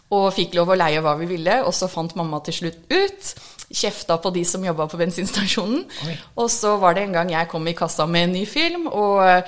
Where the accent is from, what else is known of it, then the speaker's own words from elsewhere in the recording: United States; Norwegian is a second language; now in Norway; Jeg er egentlig amerikansk. Norsk er andrespråket mitt